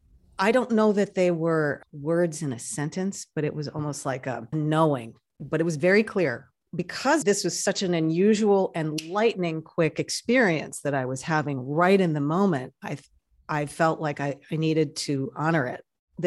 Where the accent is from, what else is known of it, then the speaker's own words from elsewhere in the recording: New York, United States; I'm originally a New Yorker from an extremely European family. Grew up in a French-speaking home, and I'm out here on the West Coast